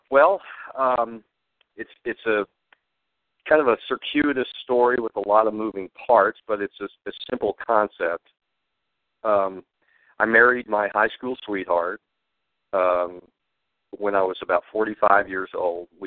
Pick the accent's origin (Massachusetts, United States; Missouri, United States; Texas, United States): Texas, United States; Fort Hood; born there; also born or lived in Hawaii; I was an army brat, and I was born in Texas at Fort Hood, and we moved around, um, winding up actually in Hawaii.